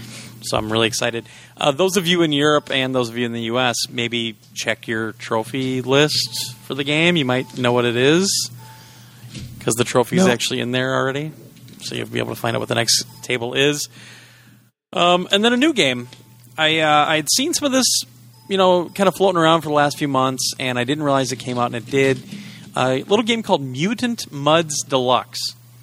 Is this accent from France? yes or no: no; Canada; I don't like it. I'm Canadian.